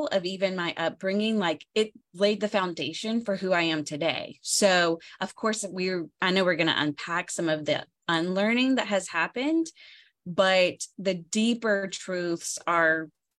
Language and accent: English; the South, United States; accent: Southern twang; I'm from the South. You can tell from my accent. Like, I have the twang. Like, think deep, deep South